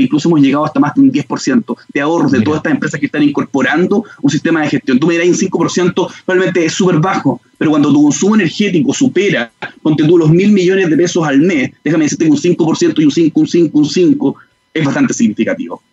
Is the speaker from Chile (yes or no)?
yes; Chile; como chilenos